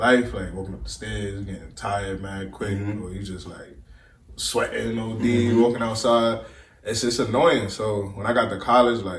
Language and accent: English; New York City, New York, United States; growing up in Brooklyn, like, being from New York